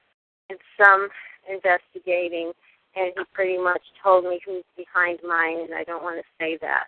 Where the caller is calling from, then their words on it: California, United States; I'm calling from California